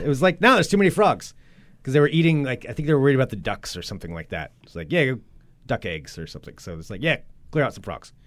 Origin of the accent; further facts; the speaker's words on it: Monmouth, Oregon, United States; moved away; We grew up, for anybody who doesn't know, Monmouth Independence, it's like one town split down the middle, and then Zoe and I lived outside of town of that, like out in the country